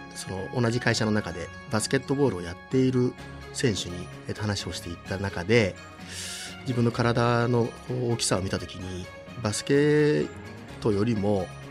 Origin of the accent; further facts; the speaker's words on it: Nagano, Japan; also born or lived in Tokyo; 将来は地元に帰って長野県に戻って